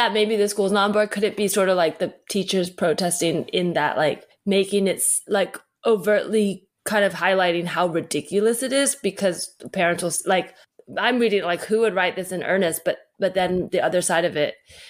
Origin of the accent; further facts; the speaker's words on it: the Bay Area, California, United States; growing up in the Bay